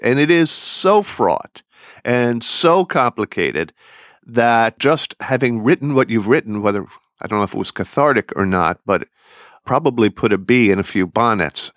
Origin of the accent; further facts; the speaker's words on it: Philadelphia, Pennsylvania, United States; accent: Philadelphia; which I still have traces of, having also grown up in the Philadelphia area